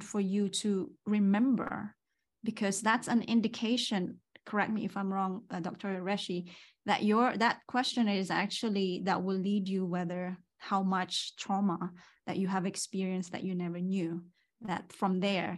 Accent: Philippines; moved away; I came from Philippines

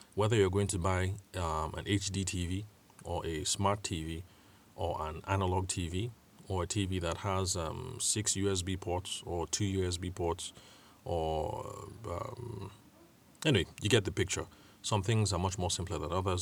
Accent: Benue, Nigeria; I'm Tiv from Benue State. Nigeria

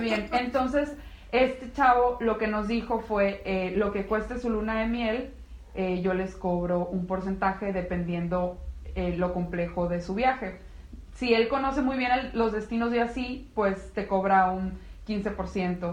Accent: Navojoa, Sonora, Mexico; moved away as an adult; also born or lived in Guadalajara; now in León, Mexico; Yo soy de Sonora y él también

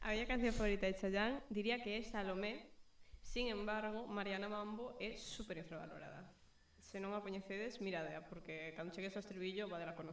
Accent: Cabanas, Galicia, Spain; also born or lived in Cedeira / Capela / Ortigueira; No meu DNI pon que nacín en Cedeira. Eh, eu vivín en Cedeira ata os 8 anos e logo fun a Cabanas, que está ao lado de Pontedeume, e vivín aí 10 anos, pero entre Cabanas e Capela vivín digamos, todos eses santos.

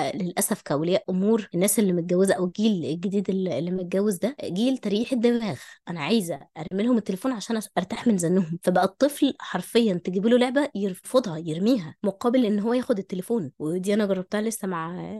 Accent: Egypt; عندنا في مصر

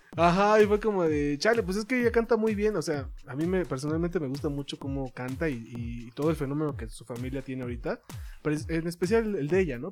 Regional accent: Mexico; como mexicano

